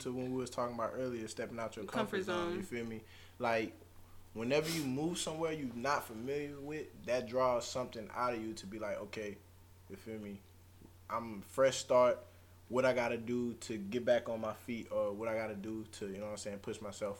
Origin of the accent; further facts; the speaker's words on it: New Orleans, Louisiana, United States; I mean, me personally, I've been in Texas too long. Like, really, between Louisiana and Texas, you know, I came from New Orleans.